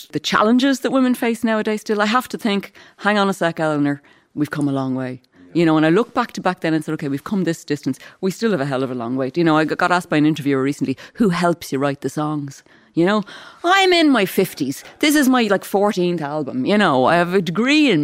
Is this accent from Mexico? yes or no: no; Dublin, Leinster, Ireland; Growing up in Cabra on the north side of Dublin